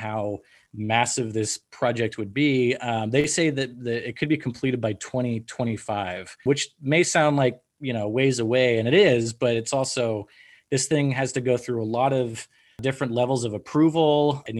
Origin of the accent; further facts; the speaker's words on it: Marin County, Northern California, United States; where I grew up in Northern California, I grew up in a small town in Marin County, and our population was about 4,500 people, 5,000 people.